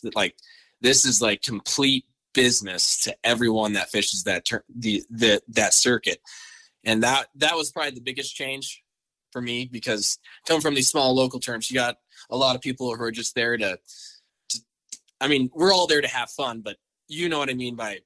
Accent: Laurel, Montana, United States; also born or lived in Billings, Montana; I'm from Laurel, Montana. Um, I've, I've lived here my whole life. Actually, I was born in Billings

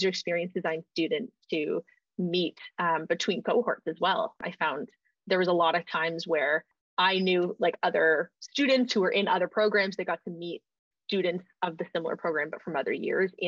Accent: Stratford, Ontario, Canada; I grew up in Stratford, being a small town in Ontario.

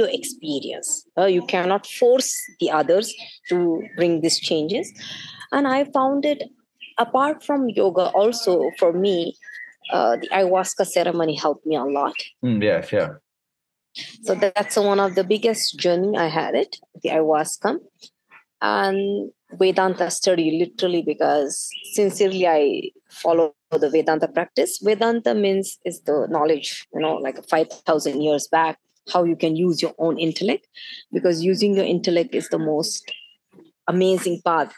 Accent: India; being in Indian, born in India

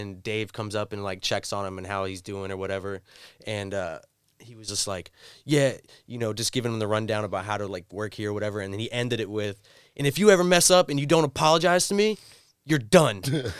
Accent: near Fort Lauderdale, Florida, United States; moved away; also born or lived in Miami; It's like when I'm from Florida, I'd say I'm from Fort Lauderdale, even though I'm like 20 minutes north.

